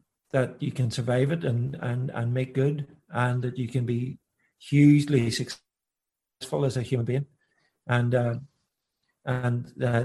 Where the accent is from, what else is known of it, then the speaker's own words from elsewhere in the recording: County Donegal, Ireland; growing up in Donegal in the middle of the countryside, you know, as a young boy